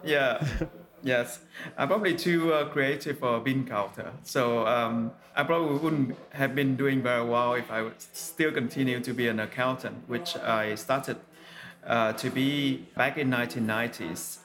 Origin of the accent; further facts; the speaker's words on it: Vietnam; when I was growing up in Vietnam